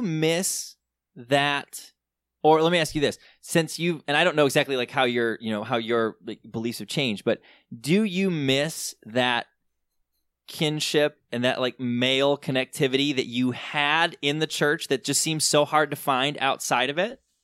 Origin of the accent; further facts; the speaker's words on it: Southern Michigan, United States; I grew up in Southern Michigan in a very conservative, uh, very kinda evangelical world.